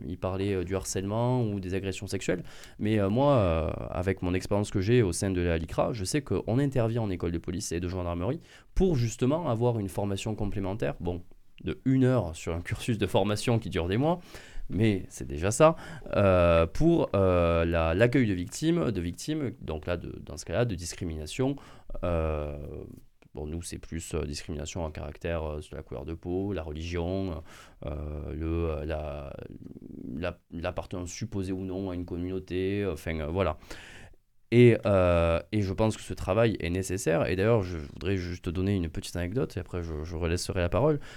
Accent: near Angers, Pays de la Loire, France; de là où je viens, à Florence, d'Angers

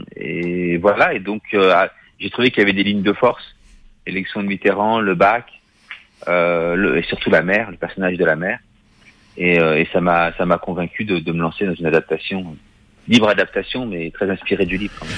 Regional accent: Paris, Île-de-France, France; je suis de Paris

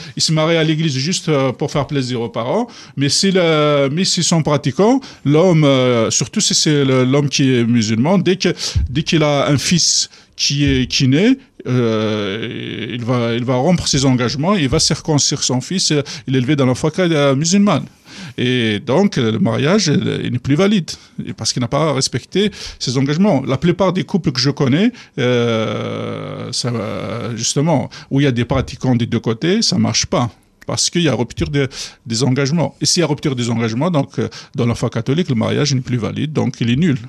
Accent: Kabylie, Algeria; moved away as an adult; je suis arrivé d'Algérie

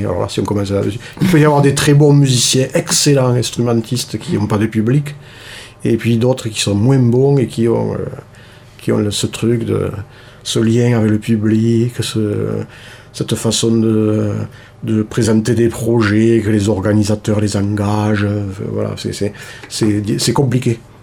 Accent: Toulouse, Occitania, France; moved away as an adult; now in Cardaillac, France; natif de Toulouse

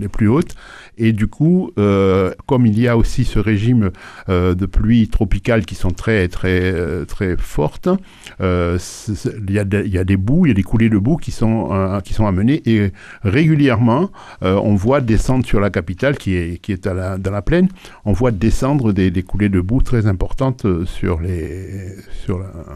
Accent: Port-au-Prince, Ouest, Haiti; moved away as an adult; now in France; je suis né à Port-au-Prince en 1947 et je suis venu en France en, à, à, 20

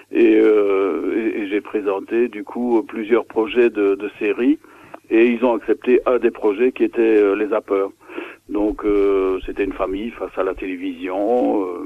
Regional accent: Belgium; now in Gers, France; je suis belge d'origine, donc mhm. j'habitais la Belgique. Maintenant, depuis 40 ans, j'habite dans le dans le Gers

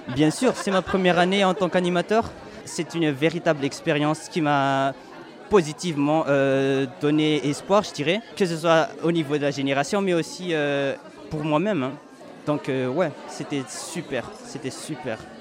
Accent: Madagascar; moved away as an adult; now in Tarbes, France; j'ai 18 ans, je viens de Madagascar, donc euh, j'ai jamais voyagé en soi. C'est la première fois, je me suis dit, allez pour les études, hein, go pour la France

